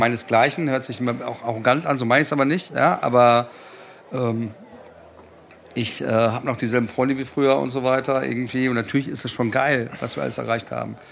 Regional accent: Frankfurt, Hesse, Germany; hier in meiner, in meiner Heimat

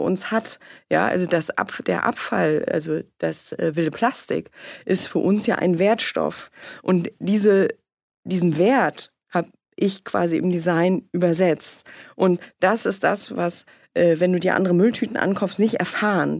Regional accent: Mecklenburg-Vorpommern, Germany; moved away; ich komme aus Mecklenburg, aus Sumpfixlust

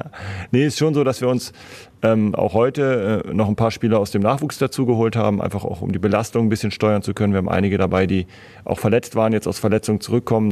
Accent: Northern Germany, Germany; moved away as an adult; now in Basel, Switzerland

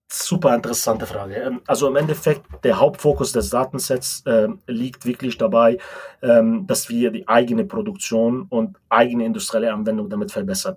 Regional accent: Lebanon; moved away as an adult; also born or lived in Munich, Germany / Spartanburg, United States; now in Germany; Ich komme ursprünglich aus dem Libanon, bin mit 18 Jahren sozusagen nach Deutschland gekommen, um hier mein Studium zu verfolgen

